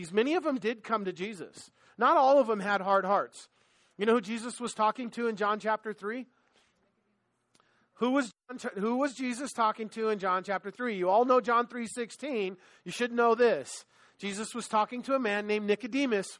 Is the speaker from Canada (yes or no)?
no; Los Angeles, California, United States; I'm from LA, right? Like, I grew up in on Manhattan Beach Boulevard